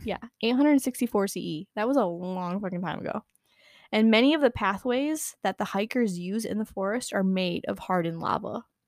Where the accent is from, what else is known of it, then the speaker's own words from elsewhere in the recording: United States; accent: American; My American accent